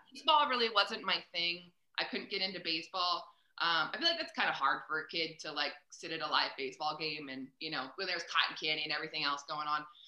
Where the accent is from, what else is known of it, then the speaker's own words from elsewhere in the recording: Reading, Pennsylvania, United States; moved away as an adult; also born or lived in Buffalo, New York; now in Kansas City, United States; I was born in Reading. Um, and I went to Muhlenberg High School